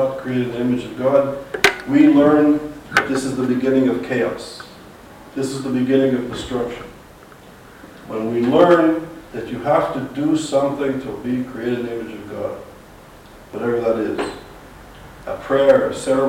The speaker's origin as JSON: {"language": "English", "town": "Montreal", "region": "Quebec", "country": "Canada", "moved": "as an adult", "said": "I'm from Montreal"}